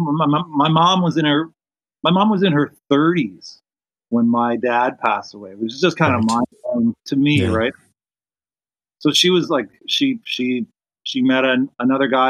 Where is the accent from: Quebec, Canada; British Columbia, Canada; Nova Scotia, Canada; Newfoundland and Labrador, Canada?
Nova Scotia, Canada; Dartmouth; also born or lived in Ottawa, Ontario; We moved to Dartmouth, Nova Scotia in 1977 or something